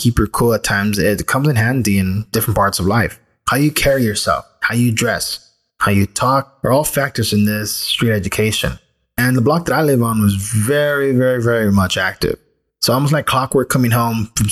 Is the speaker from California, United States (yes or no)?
yes; Los Angeles, California, United States; I grew up in Boyle Heights, a place where it's mostly Mexican-American / Chicano people